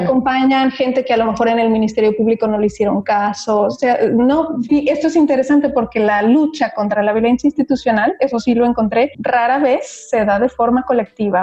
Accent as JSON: {"language": "Spanish", "country": "Mexico", "moved": "as an adult", "lives_now": "Belgium", "said": "como persona, como mexicana"}